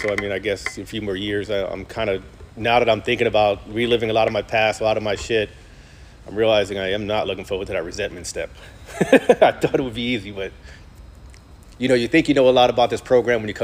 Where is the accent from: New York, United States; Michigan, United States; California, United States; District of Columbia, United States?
New York, United States; New York City; moved away as an adult; I grew up in New York, in Brooklyn